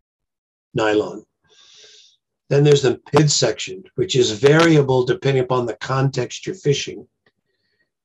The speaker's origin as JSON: {"language": "English", "town": "Myrtle Creek", "region": "Oregon", "country": "United States", "tie": "born or raised there", "also_born_or_lived": "Roseburg, Oregon", "said": "I was born in Oregon, right near a small stream, and we used to fish as kids, and my dad fished and my brothers fished, so I kind of grew up with it."}